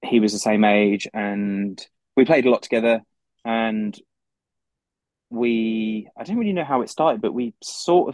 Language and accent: English; London, United Kingdom; I'm from London in the UK.